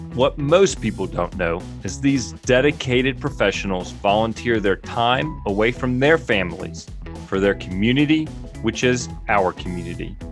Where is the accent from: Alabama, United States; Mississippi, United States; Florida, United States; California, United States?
Mississippi, United States; now in Jackson Hole, United States; I grew up in Mississippi